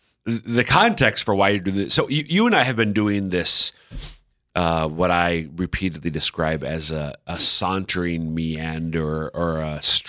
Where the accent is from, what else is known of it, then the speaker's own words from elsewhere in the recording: central Minnesota, United States; now in Sioux Falls, United States; I'm from central Minnesota. Yeah. We have lakes and trees and things.